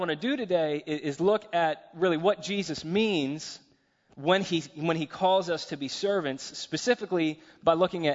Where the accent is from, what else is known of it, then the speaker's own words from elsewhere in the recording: United States; as Americans, as an American